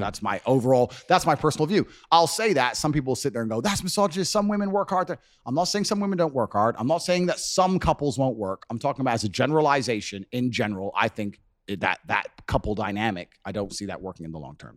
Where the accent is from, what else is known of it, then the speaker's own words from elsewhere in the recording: Luton, East of England, United Kingdom; moved away; When I was growing up in Luton in England